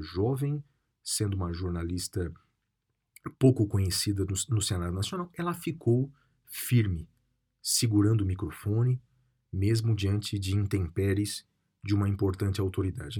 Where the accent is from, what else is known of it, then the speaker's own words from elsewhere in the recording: Guaratinguetá, São Paulo, Brazil; na minha terra natal, na cidade de Guaratinguetá, no interior de São Paulo